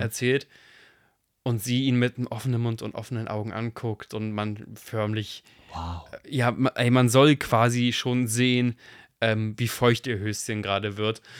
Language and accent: German; Germany; ich bin Deutscher